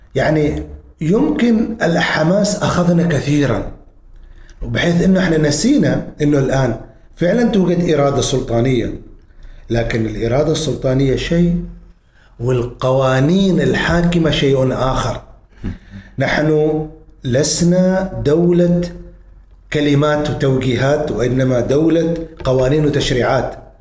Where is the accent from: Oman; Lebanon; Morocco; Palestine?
Oman; مجتمعنا نحن مجتمعنا العماني